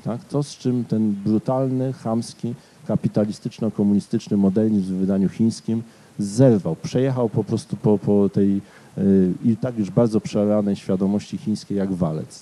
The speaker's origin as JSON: {"language": "Polish", "town": "Katowice", "region": "Silesian Voivodeship", "country": "Poland", "tie": "born or raised there", "said": "mieszkałem jako dziecko na osiedlu Paderewskiego"}